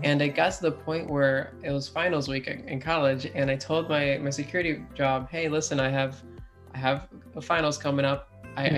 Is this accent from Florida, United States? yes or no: yes; Florida, United States; also born or lived in Philadelphia, Pennsylvania / Boca Raton, Florida / Deerfield Beach, Florida / Melbourne, Florida; I only stayed there until I was about five years old, where I moved to South Florida, Boca and Deerfield area, and I was there until about 13